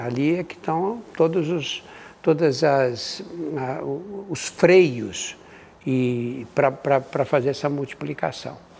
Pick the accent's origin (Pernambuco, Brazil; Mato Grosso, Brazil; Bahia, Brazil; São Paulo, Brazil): São Paulo, Brazil; eu nasci no Brás, o Brás era o bairro que recebia os imigrantes que vinham da Europa